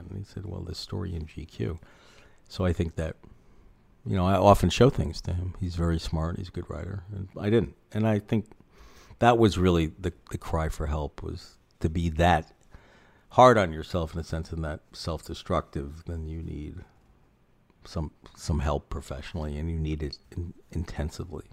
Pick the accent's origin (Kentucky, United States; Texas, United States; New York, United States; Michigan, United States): New York, United States; New York City; also born or lived in Philadelphia; now in Long Beach, Washington, United States; I grew up in Manhattan on the Upper West Side